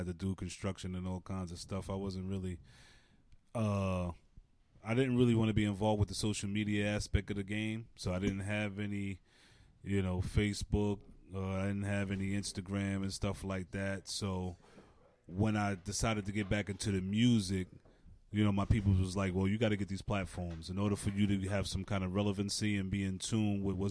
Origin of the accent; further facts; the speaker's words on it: New York City, New York, United States; I'm from Stapleton, Staten Island